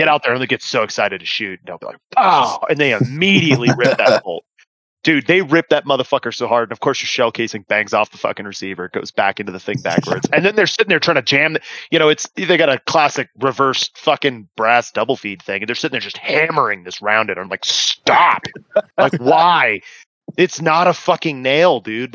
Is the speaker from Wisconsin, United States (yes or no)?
no; Texas, United States; I'm from Texas.